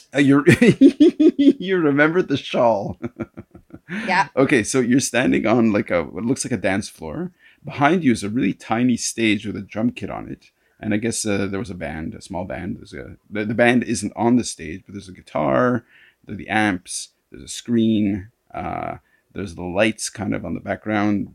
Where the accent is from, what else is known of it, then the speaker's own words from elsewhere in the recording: Canada; now in Hong Kong; I'm a Canadian. I say bow